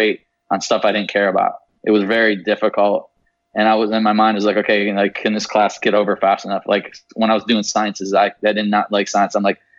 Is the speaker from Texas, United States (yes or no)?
no; Traverse City, Michigan, United States; I grew up in right outside of Traverse City, Michigan.